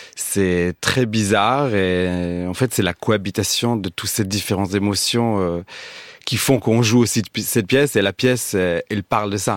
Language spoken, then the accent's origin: French; Israel; now in France; chez moi en Israël